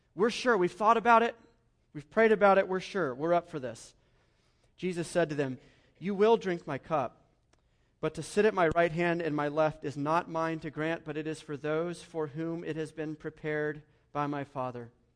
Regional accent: Georgia, United States; moved away as an adult; also born or lived in Philadelphia; now in El Paso, United States; where I grew up in Georgia, spent twenty-five years there before, uh, Philadelphia and then here

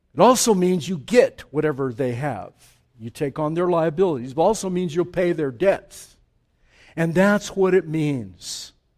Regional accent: El Paso, Texas, United States; born or raised there

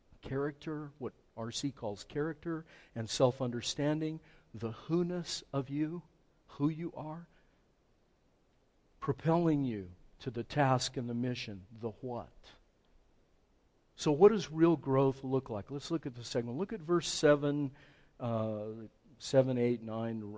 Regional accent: El Paso, Texas, United States; I'm from El Paso

